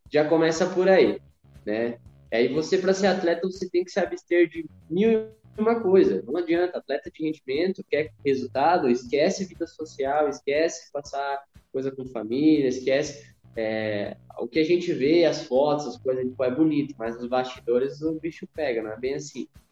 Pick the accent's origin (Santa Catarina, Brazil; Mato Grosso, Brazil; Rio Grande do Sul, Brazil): Santa Catarina, Brazil; Criciúma; eu nasci em Criciúma, Santa Catarina